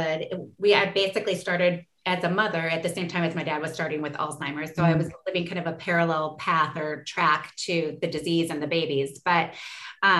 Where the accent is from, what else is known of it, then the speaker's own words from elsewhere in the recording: Forest Lake, Minnesota, United States; our immediate community in Forest Lake, Minnesota, which is my hometown that I love still